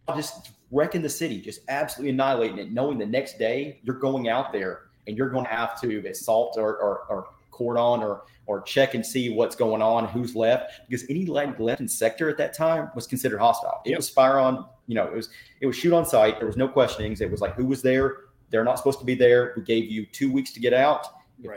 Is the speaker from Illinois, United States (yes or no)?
no; Tennessee–Georgia state line, United States; I grew up um, on the state line of Tennessee and Georgia